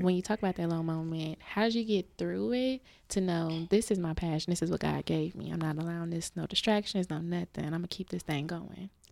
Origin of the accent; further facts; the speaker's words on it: Dallas, Texas, United States; also born or lived in Houston; Before when I moved, you know, back from Houston, 'cause I'm from Dallas